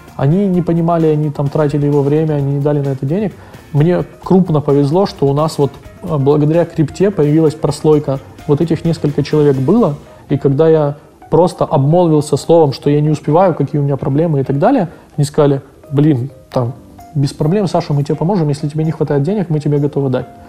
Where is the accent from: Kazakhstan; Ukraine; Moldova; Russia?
Ukraine; мы из Украины